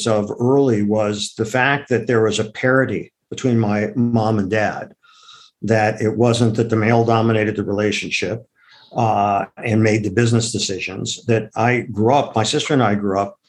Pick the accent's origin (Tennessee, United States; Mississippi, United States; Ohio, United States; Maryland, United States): Ohio, United States; Akron; now in New York City, United States; I grew up in Akron, Ohio